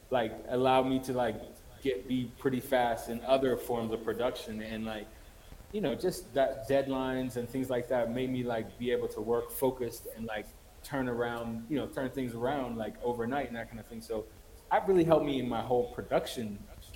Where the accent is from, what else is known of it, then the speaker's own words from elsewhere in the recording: United States; moved away as an adult; now in Ethiopia; as an American who's living in Ethiopia